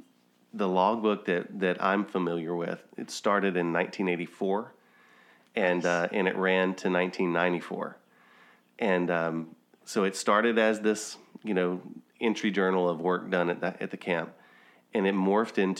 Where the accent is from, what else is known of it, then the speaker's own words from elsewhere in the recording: Louisiana, United States; we have a camp that I grew up going to in Louisiana in Bundix Lake